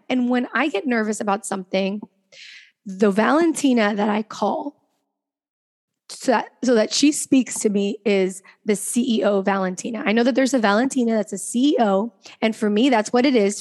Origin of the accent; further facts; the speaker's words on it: Venezuela; We know we're from Venezuela